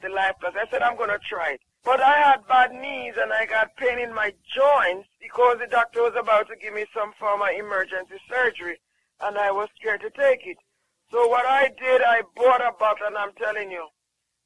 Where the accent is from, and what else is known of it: Jamaica